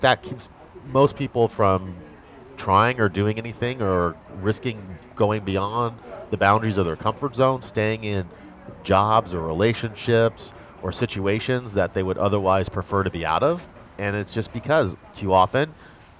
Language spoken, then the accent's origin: English; United States; as an American